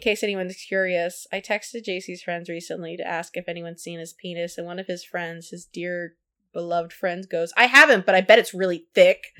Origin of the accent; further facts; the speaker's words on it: California, United States; I come from California